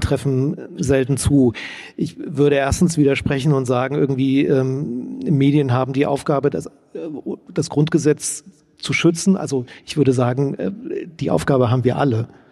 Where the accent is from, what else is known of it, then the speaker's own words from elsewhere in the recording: East Germany, Germany; Ich als Ostdeutscher